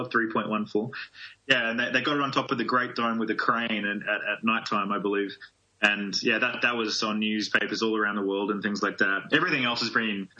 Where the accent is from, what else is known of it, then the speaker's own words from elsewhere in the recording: Australia; now in United States; I'm a transplant, like I'm originally from Australia